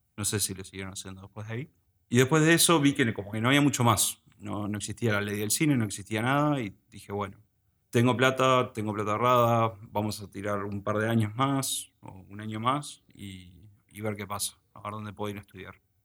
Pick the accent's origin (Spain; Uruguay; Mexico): Uruguay; also born or lived in United States; Decidieron volver a, o sea, venir a Uruguay y quedarse a vivir acá. Y bueno, básicamente me formé acá